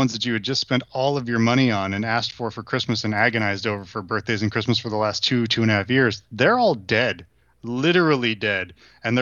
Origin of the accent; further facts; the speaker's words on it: Arkansas, United States; also born or lived in Alaska; I moved from Alaska to Arkansas in the summer of 89, getting to Arkansas and trying to make friends and all that stuff, you know, I was 8